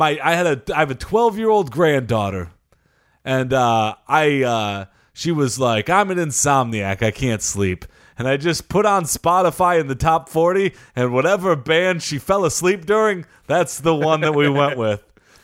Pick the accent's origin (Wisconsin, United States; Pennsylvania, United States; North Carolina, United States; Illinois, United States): Illinois, United States; Chicago; I'm from Chicago, where I did the Super Bowl shuffle.